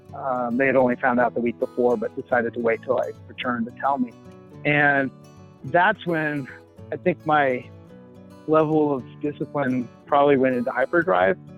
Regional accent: Boulder, Colorado, United States; I grew up in Boulder

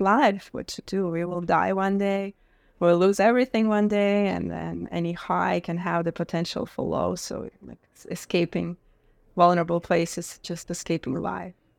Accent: Russia; moved away; Growing up in Russia

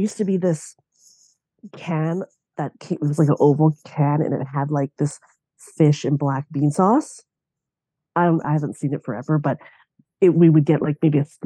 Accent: Lacombe, Alberta, Canada; also born or lived in Banff, Alberta / Red Deer, Alberta; I grew up in Lacombe, Alberta. So I was born in Banff.

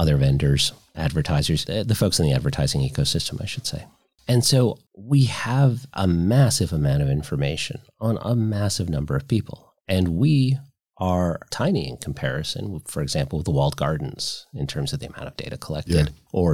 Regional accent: Virginia, United States; So Virginia, my home state

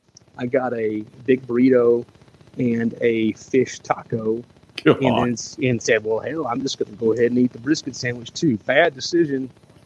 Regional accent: Jasper, Alabama, United States; moved away as an adult; also born or lived in Birmingham, Alabama; I'm very thankful that I grew up in Walker County.

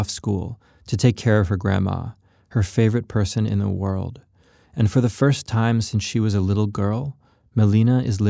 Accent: Georgia, United States; growing up in Georgia. I'm half Colombian and half white. I didn't grow up speaking Spanish or around many other Latinos

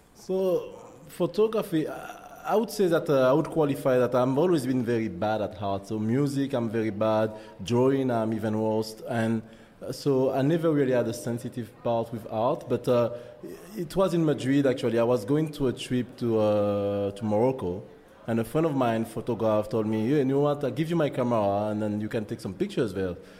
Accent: Martinique; accent: French; English is a second language; moved away as an adult; also born or lived in France / Spain / United Kingdom; now in Canada; I'm from Martinique, French Caribbean island, West Indies

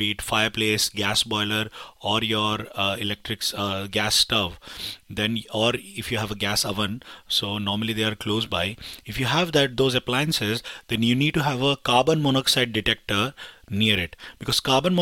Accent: India; moved away; I'm from India

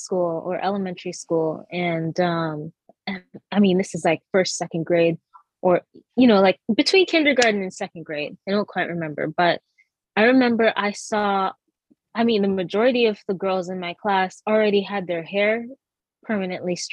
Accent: Massachusetts, United States; born or raised there; also born or lived in Jamaica / Trinidad

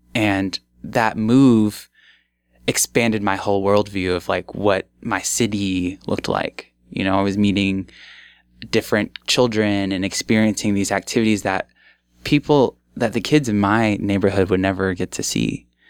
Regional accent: Omaha, Nebraska, United States; also born or lived in Bellevue, Nebraska; I left my childhood home behind after 13 years

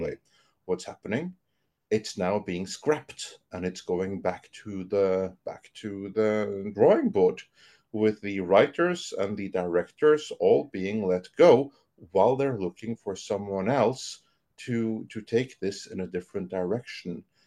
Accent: Norway; I'm from Norway.

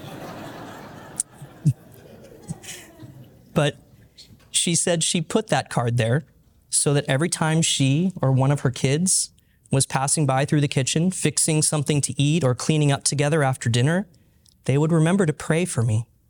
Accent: outside of Los Angeles, Southern California, United States; now in Oklahoma, United States; I grew up in Southern California, outside of Los Angeles.

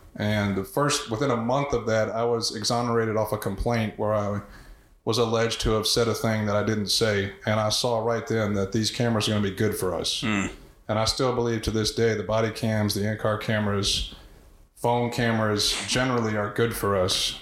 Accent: Houston, Texas, United States; also born or lived in Keene, Texas; I grew up in Houston, in North Houston, very diverse area

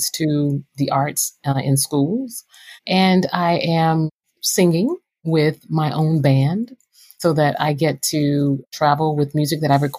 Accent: Atlanta, Georgia, United States; also born or lived in Miami, Florida; I was born in Miami, Florida, and eventually moved to Atlanta, Georgia, where I went to the School of the Performing Arts called Northside

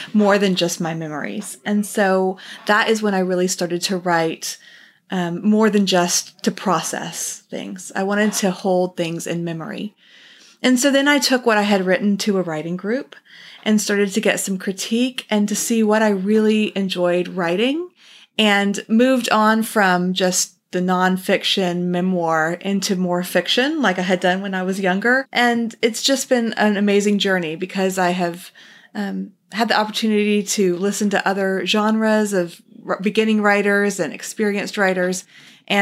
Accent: Texas, United States; also born or lived in New Jersey / China; I was born in New Jersey, moved to Texas at age 8, so I'm a transplant to the South

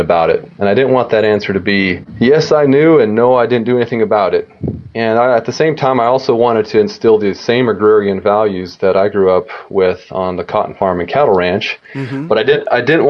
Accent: Arizona, United States; also born or lived in Illinois; I'm actually from Arizona. Grew up on a cattle ranch and a cotton farm

